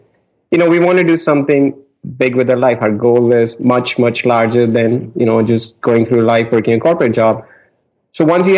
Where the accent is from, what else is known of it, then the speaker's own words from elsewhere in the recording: India; moved away as an adult; now in United States; I'm from India. In America